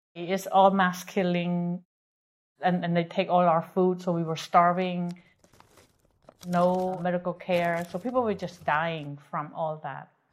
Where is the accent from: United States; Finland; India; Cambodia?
Cambodia; Phnom Penh; moved away; growing up in Phnom Penh, I lived somewhat of a Western life with refrigerator and TV